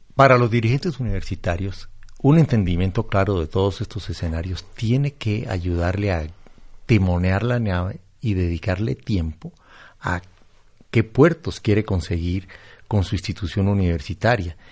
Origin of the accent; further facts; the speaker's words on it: Colombia; yo soy colombiano